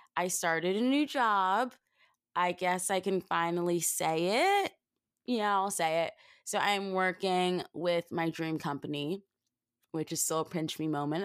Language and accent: English; New Jersey, United States; I'm from South Jersey